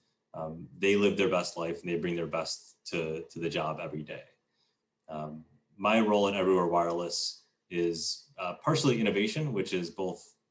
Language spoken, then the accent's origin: English; Chicago, Illinois, United States; born and raised in Chicago